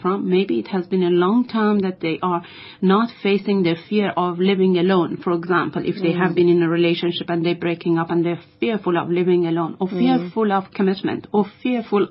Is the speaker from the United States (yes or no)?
no; Iran; moved away; I am from Iran